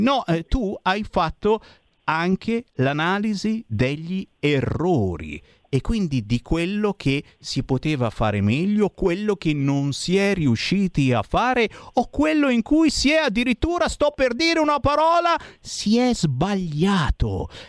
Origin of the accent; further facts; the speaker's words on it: Cassano Magnago, Lombardy, Italy; io sono di Cassano Magnago